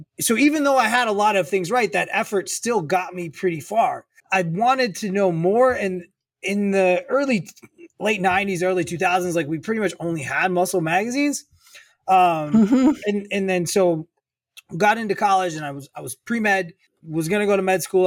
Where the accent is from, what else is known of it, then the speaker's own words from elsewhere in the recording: Racine, Wisconsin, United States; I'm from the Midwest, originally about 90 minutes north of Chicago, in a town called Racine, Wisconsin